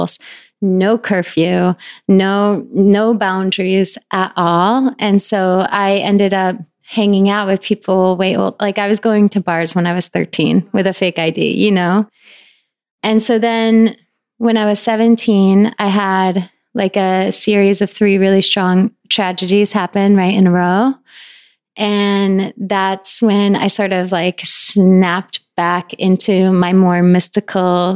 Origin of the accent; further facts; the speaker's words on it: northern Connecticut, United States; now in New York, United States; I grew up in middle of the woods, very northern Connecticut.